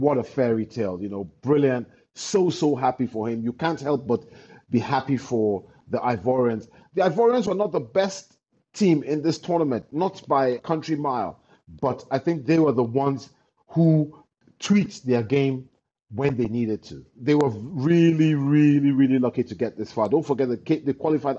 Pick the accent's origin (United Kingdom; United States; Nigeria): Nigeria